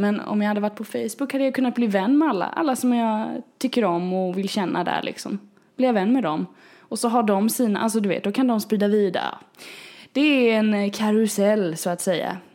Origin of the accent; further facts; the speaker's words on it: Småland, Sweden; accent: småländska; nu låter jag ju som den smålänning jag är